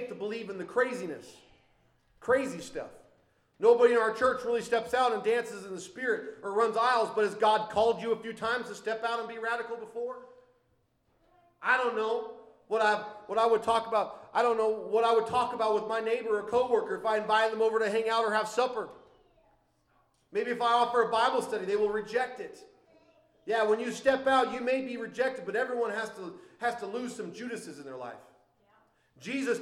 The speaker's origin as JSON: {"language": "English", "region": "Minnesota", "country": "United States", "said": "I'm still Minnesotan, even though I'm on the Caribbean islands"}